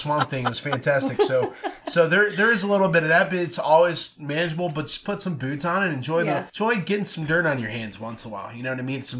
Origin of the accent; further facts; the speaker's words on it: Garrettsville, Ohio, United States; I grew up in Garrettsville